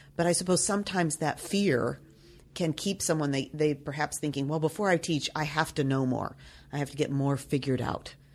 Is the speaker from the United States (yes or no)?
yes; Nashville, Tennessee, United States; I come from Nashville, Tennessee